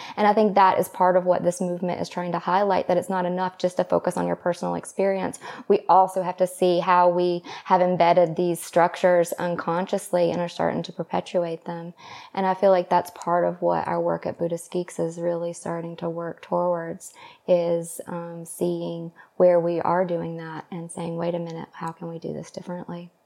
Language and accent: English; the South, United States; moved away; also born or lived in Los Angeles; I grew up in the South